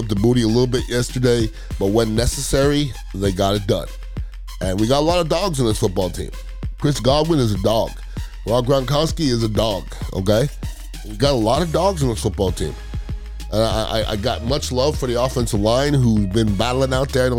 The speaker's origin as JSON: {"language": "English", "town": "Montreal", "region": "Quebec", "country": "Canada", "said": "I'm from Montreal, Canada."}